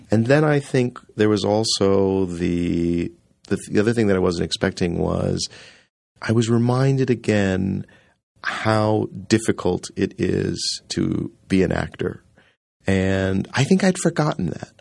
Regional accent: Rockford, Illinois, United States; I grew up in Rockford, Illinois, and we had so much theater in that little town

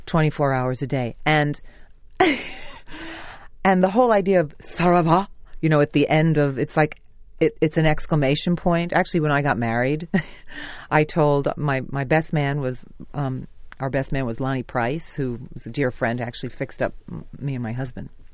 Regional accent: New York City, New York, United States; also born or lived in Staten Island / Manhattan; I was born in Brooklyn and we lived there till I was 15. And then we moved to Staten Island

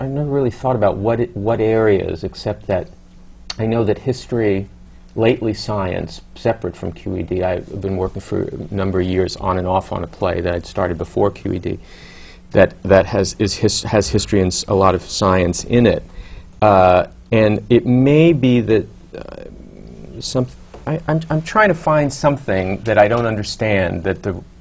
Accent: New York City, New York, United States; I grew up in Douglaston, Queens, and my, my, my parents are still in, still there.

